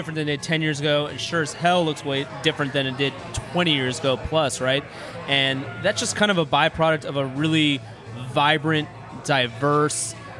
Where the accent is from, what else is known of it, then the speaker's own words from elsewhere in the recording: Houston, Texas, United States; I'm born and raised in Houston as well.